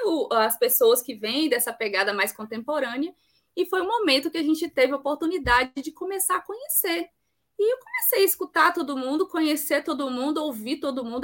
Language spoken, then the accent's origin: Portuguese; Campo Grande, Mato Grosso do Sul, Brazil; also born or lived in Eunápolis / Jequié; now in Bahia, Brazil; sou sul-mato-grossense, sou de Campo Grande, mas eu vivo na Bahia já há mais de 20 anos